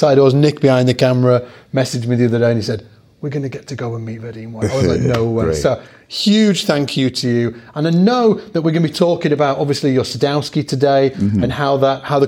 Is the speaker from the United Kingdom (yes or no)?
yes; Leeds, Yorkshire and the Humber, United Kingdom; the First Direct Arena in Leeds, which is my hometown.